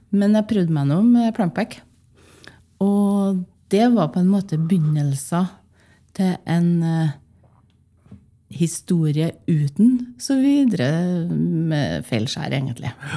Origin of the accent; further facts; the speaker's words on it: Åfjord, Trøndelag, Norway; moved away; also born or lived in Bergen; Jeg vokste opp i Åfjorden